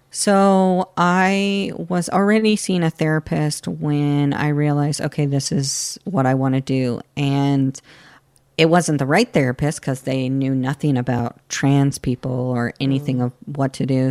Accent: Florida, United States; I grew up in a, uh, and still live in a very conservative area in Florida

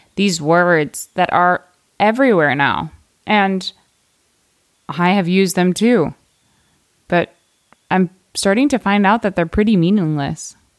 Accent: United States; I am American

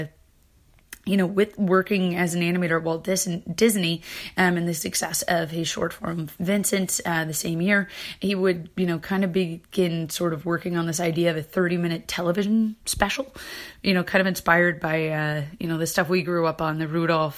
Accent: Canada; I'm from Canada

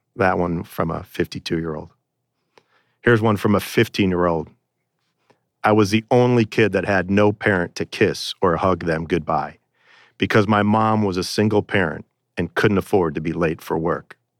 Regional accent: Chicago, Illinois, United States; here in Chicago, in my hometown

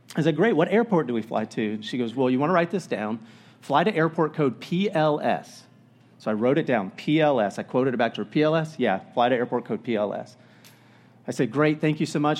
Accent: Florida, United States; now in Oregon, United States; I grew up in Florida

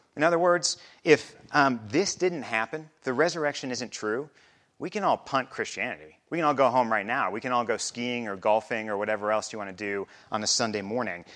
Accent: Midwest, United States; moved away as an adult; also born or lived in Chicago area; now in Basalt, United States; I also grew up in the Midwest

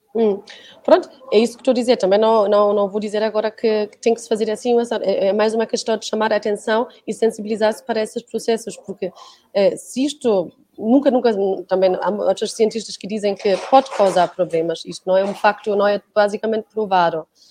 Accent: Germany; now in Portugal; eu sou da Alemanha

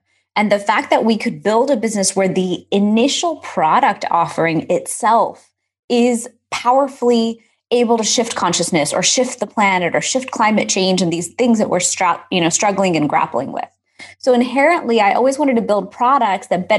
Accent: Houston, Texas, United States; growing up in Houston, we had so much cultural activity.

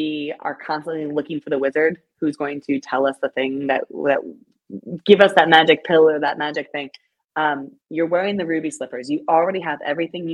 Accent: Greenville, South Carolina, United States; to do this event in my hometown, which is really special

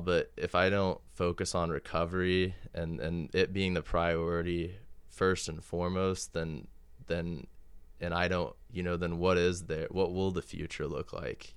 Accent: Kansas City, United States; I was born and raised in Kansas City

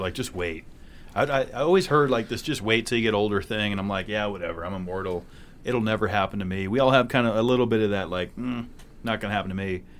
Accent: New Hampshire, United States; You know, I grew up on Lake Winnipesaukee, New Hampshire's most beautiful lake.

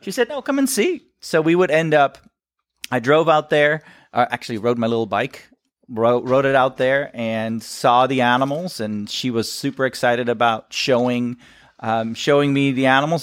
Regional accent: Netherlands; moved away as an adult; now in United States; shows that I'm from Holland

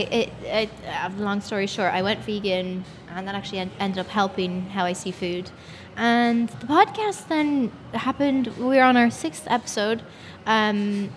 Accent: Ireland; I'm an actress. I'm from Ireland, 26

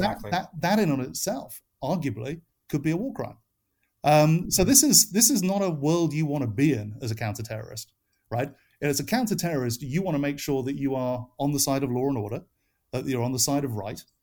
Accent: United Kingdom; now in United States; as you can tell from my accent, it's a little fluid, but I am from the UK, but I am an American citizen. I've lived in America for 20 years.

